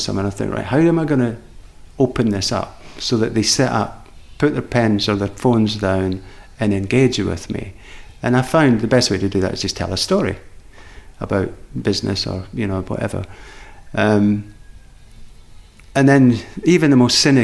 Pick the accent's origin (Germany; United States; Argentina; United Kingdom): United Kingdom; Edinburgh, Scotland; I grew up in Edinburgh